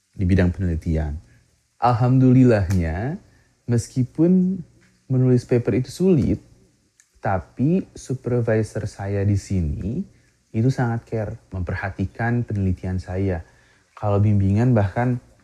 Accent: Majalaya, West Java, Indonesia; moved away as an adult; now in Mie Prefecture, Japan; Saya berasal dari Kabupaten Bandung, lahir dan besar di Kecamatan Majalaya

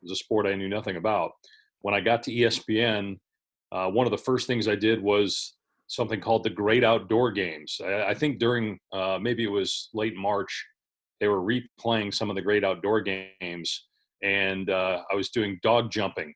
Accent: Madison, Wisconsin, United States; moved away as an adult; also born or lived in Syracuse, New York / Morgantown, West Virginia / Detroit, Michigan; growing up in Madison, Wisconsin

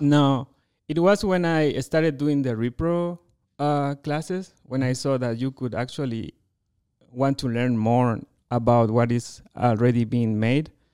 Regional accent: Chile; first language Spanish; English is a second language; moved away as an adult; also born or lived in United States / France; now in Colorado, United States; I am from Chile, uh, you know, from that very long country, a narrow country, very south in the world.

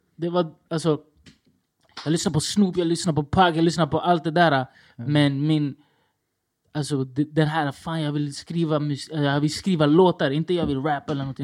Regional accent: Stockholm, Stockholm County, Sweden; jag är från Rinkeby

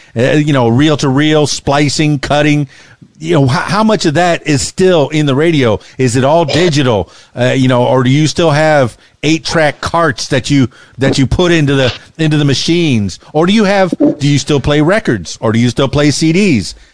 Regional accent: Miami, Florida, United States; now in Arkansas, United States; I come from Miami, Florida, and the Florida Keys

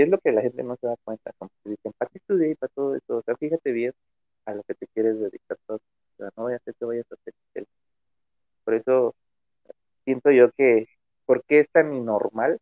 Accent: Mexico; Como mexicano

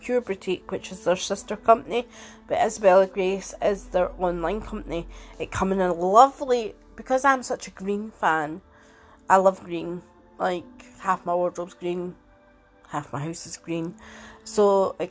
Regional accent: Edinburgh, Scotland, United Kingdom; I'm 46 and I'm from Edinburgh

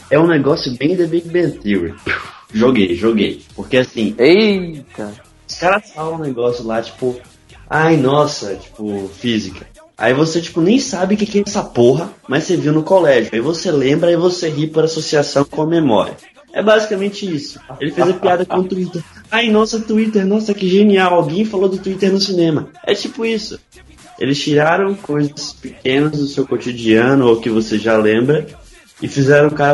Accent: Bahia, Brazil

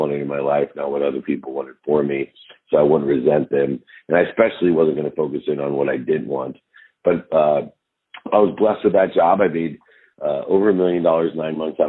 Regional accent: Akron, Ohio, United States; I grew up born in Akron, Ohio

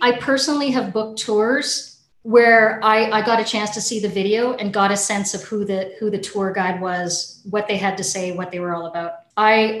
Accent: Canada; I'm a Canadian

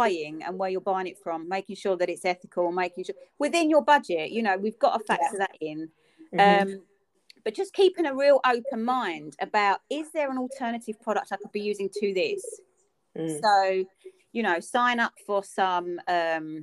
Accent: London, United Kingdom; accent: almost Cockney; I'm almost Cockney

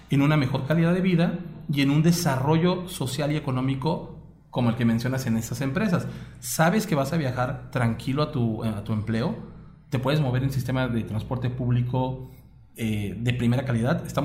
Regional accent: Mexico; Pues mira, para empezar. Como mexicano así de... Cosas que nos pasaron.

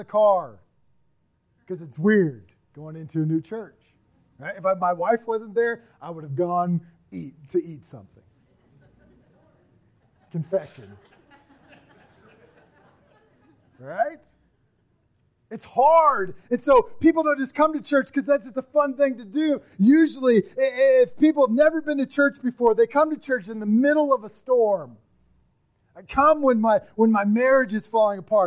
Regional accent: Midwest, United States; we're from the Midwest. We're people that just work and get it done.

